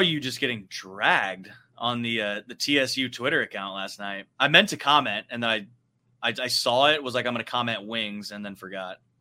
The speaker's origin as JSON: {"language": "English", "region": "West Coast", "country": "United States", "tie": "born or raised there", "moved": "yes", "lives_now": "Texas, United States", "said": "growing up on the West Coast"}